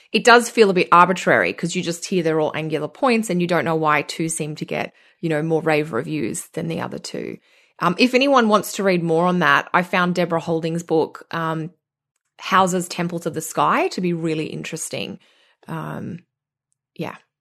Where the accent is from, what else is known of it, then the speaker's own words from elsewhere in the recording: Australia; accent: Australian; moved away as an adult; now in Canada; being Australian and moving to Canada